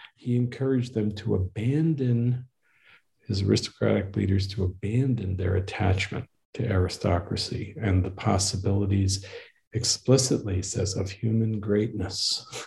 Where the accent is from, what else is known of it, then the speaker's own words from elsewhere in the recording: Northeast, United States; now in Waco, United States; I was raised in the Northeast